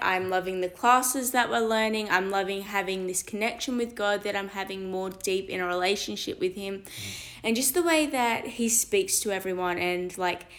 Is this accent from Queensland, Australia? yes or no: no; Belmont, New South Wales, Australia; I'm from New South Wales near Belmont